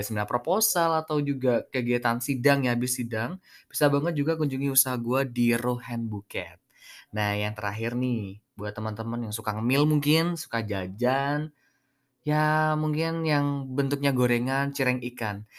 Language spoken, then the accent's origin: Indonesian; Pamekasan, East Java, Indonesia; anak Pamekasan